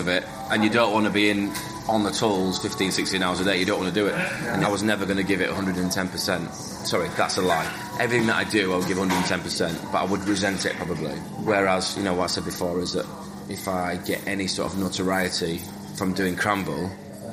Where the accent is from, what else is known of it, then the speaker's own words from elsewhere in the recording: Leeds, Yorkshire and the Humber, United Kingdom; I grew up on Sunday roasts in the arsehole of Leeds with my grandparents and my parents